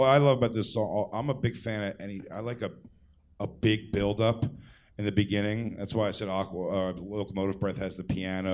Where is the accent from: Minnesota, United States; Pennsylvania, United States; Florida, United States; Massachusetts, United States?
Pennsylvania, United States; Philadelphia